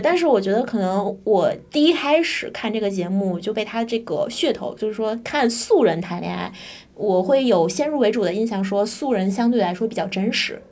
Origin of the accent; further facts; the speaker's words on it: Tianjin, China; 我是天津 人吧